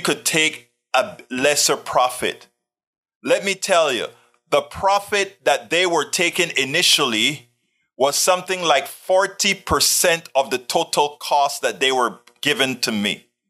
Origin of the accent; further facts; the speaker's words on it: Panama; now in United States; I came from Panama, Central America. And in our school, we had American history, rather, we had Panamanian history